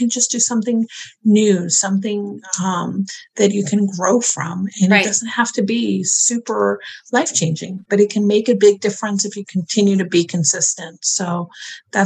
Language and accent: English; New York, United States; I'm a New Yorker